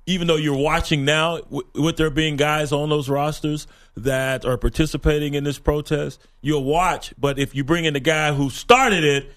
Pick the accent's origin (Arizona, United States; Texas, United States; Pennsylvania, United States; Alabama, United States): Texas, United States; now in New York, United States; my home state of Texas